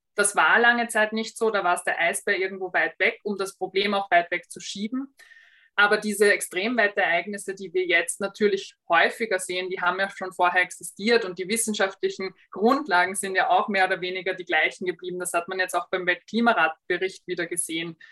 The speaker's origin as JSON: {"language": "German", "country": "Austria", "said": "bei uns in Österreich"}